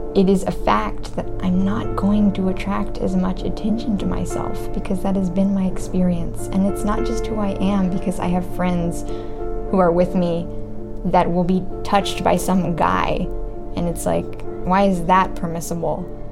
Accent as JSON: {"language": "English", "country": "United States", "said": "I'm from America"}